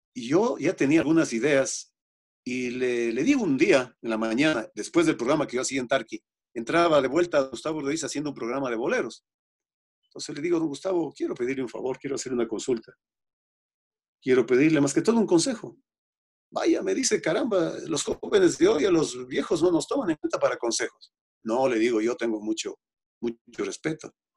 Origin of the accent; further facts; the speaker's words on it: Otavalo, Imbabura, Ecuador; yo tengo mi propia emisora de radio en mi tierra, en Otavalo